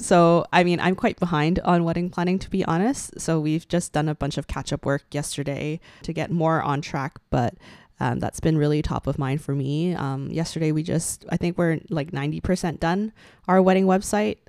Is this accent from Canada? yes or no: yes; Canada; we share our stories and experiences as Asian Canadian millennials